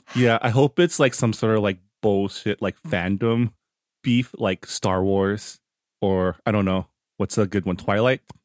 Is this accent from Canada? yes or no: yes; Canada; now in California, United States; as a Canadian